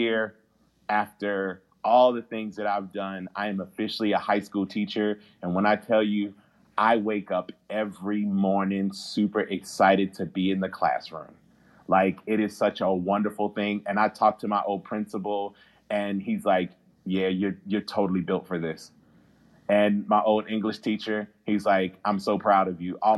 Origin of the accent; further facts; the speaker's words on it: Baltimore, Maryland, United States; I'm a kid from Baltimore